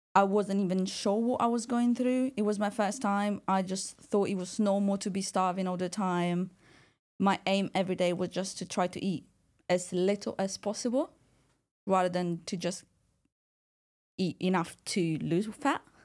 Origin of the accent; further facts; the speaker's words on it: Italy; I was born and raised in Italy